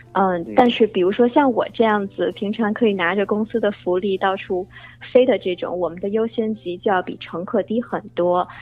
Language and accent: Chinese; Beijing, China; moved away as an adult; now in United States; 我呢是在北京土生土长长大的，后来在美国读的本科，毕业以后来美国航空工作。呃，不是美联航啊，是他们最大的竞争对手，美国航空。呃，我在航空公司工作有将近三年了